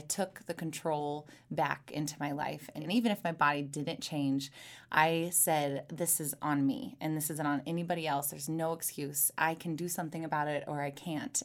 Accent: Missouri, United States; So I'm from Missouri. I was born and raised in a very small town

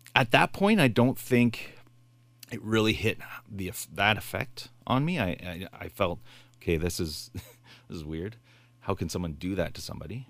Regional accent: Bay Shore, United States; I grew up in Bayshore

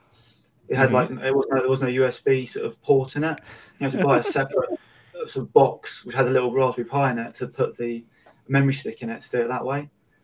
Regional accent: Woking, South East England, United Kingdom; I come from Woking.

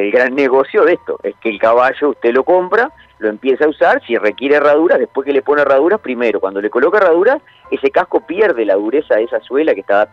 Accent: Santa Clara de Olimar, Treinta y Tres, Uruguay; Yo soy de Santa Clara de Olimar, de 33, y había dos herrerías en, mi pueblo, y que hoy están abandonadas

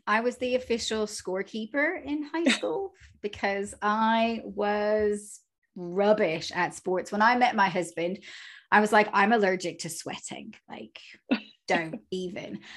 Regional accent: United States; moved away; I'm clearly from America

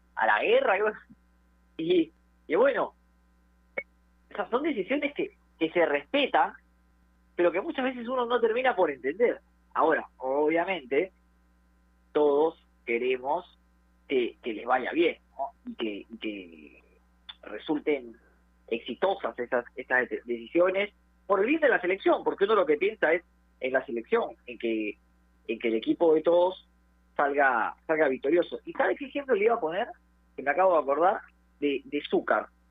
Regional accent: Peru; como peruano quiere que los jugadores emigren

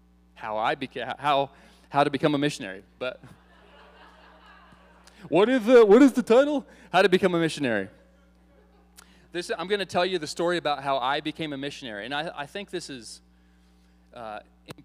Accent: Iowa, United States; moved away; I grew up in Iowa.

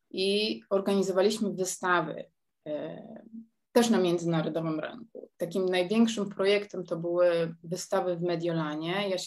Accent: Poland; moved away as an adult; now in Netherlands; ja wyjechałam z Polski mając 19 lat

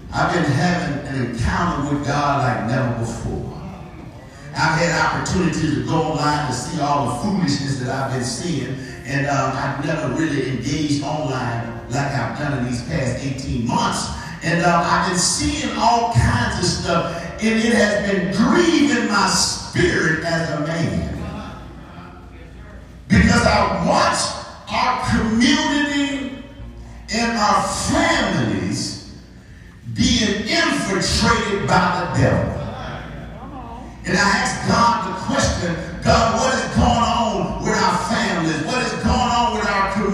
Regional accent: Texas, United States; I am from Texas

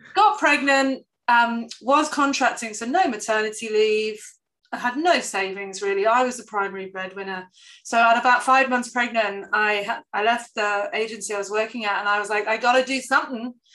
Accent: the north of England, United Kingdom; I'm very British and I'm very Northern English

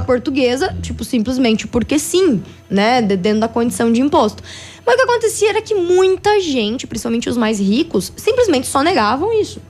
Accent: Braço do Trombudo, Santa Catarina, Brazil

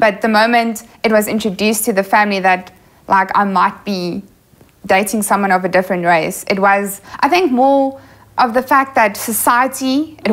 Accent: Kempton Park, Gauteng, South Africa; also born or lived in Newcastle, South Africa; moved to Kempton Park when I was five years old. Went to Afrikaans primary school, went to an Afrikaans high school.

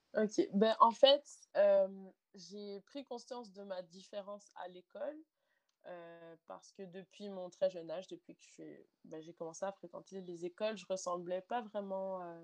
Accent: Montreal, Quebec, Canada; je suis née euh, à Montréal, donc au Canada, au Québec, dans la province de Québec. Donc, euh, voilà, j'ai la culture québécoise en moi

